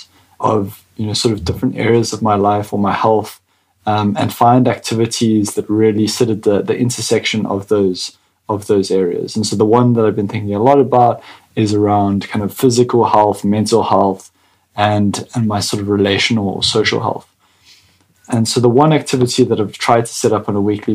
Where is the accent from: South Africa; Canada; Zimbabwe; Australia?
South Africa; as a South African